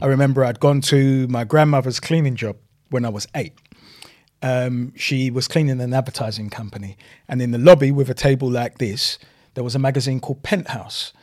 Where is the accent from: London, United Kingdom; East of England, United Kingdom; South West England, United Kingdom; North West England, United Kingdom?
London, United Kingdom; also born or lived in Kennington, London; we moved from New Cross to my grandparents' house